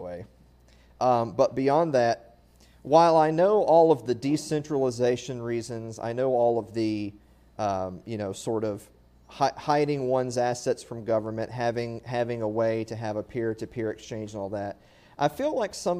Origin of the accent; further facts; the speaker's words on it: the South, United States; I'm from the South